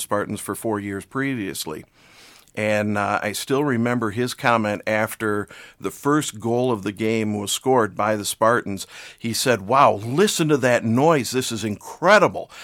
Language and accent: English; West Michigan, United States; ever since I was growing up in West Michigan